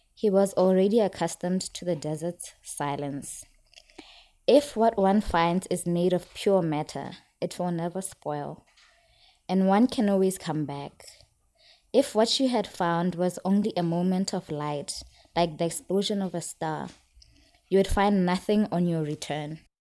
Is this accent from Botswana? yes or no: yes; Serowe, Central District, Botswana; moved away; I'm from Botswana